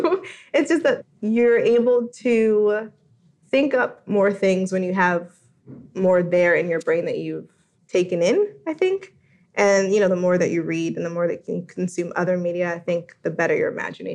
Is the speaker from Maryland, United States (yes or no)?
no; New Jersey, United States; moved away as an adult; now in Washington, D.C., United States; I grew up in New Jersey, of course, and not in the 1940s